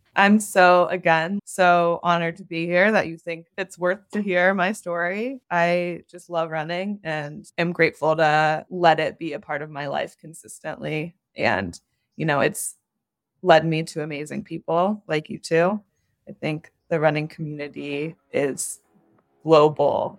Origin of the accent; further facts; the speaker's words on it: Ohio, United States; now in Los Angeles, United States; growing up in Ohio